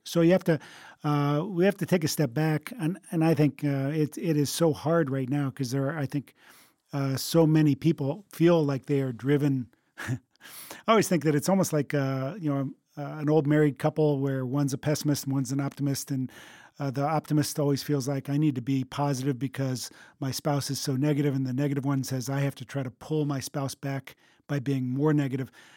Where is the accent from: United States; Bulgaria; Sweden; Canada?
United States